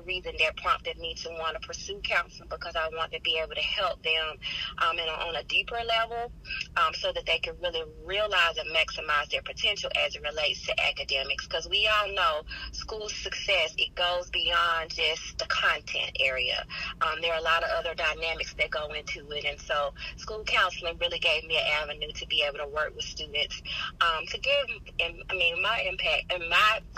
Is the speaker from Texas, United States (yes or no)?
no; College Park, Georgia, United States; moved away as an adult; now in Macon, United States; I'm actually a Macon transplant, as they say. I'm originally from College Park